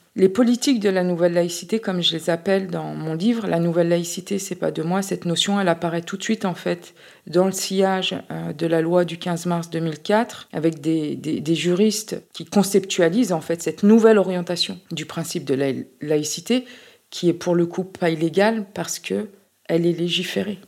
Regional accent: France; ma, ma socialisation, mon, ancrage en France

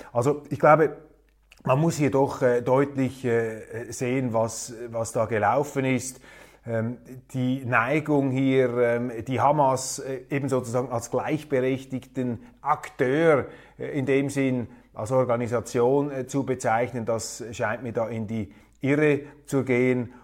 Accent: Switzerland; unser Außenminister

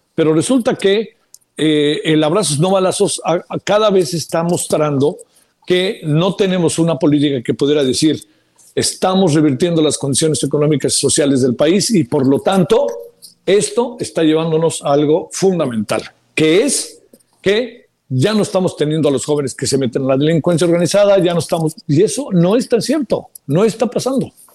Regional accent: Mexico; somos mexicanas, mexicanos

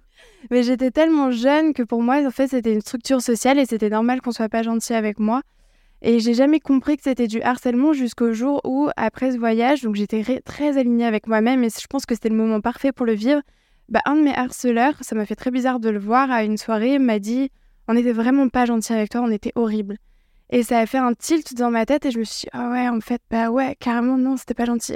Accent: Alsace, Grand Est, France; je viens d'Alsace

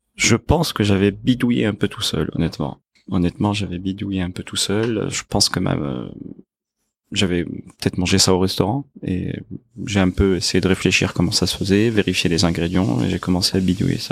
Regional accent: Tunis, Tunis Governorate, Tunisia; moved away as an adult; also born or lived in Lyon; now in Paris, France; je suis né à Tunis, en Tunisie, et je suis arrivé en France à 20 ans

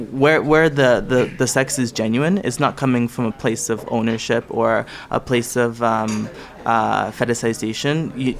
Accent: Ottawa, Ontario, Canada; I'm from Ottawa

